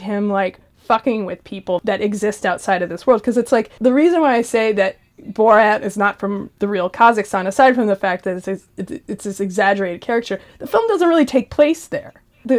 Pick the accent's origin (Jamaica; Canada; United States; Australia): United States; I'm American. I don't fucking know. Freedom fries.